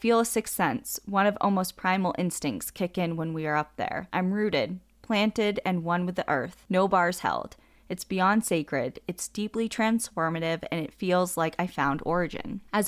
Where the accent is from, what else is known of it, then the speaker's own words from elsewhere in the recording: San Diego, California, United States; I grew up in San Diego, hunting snakes during the day and scorpions at night in the desert badlands of Borrego Springs and Ocotillo Wells.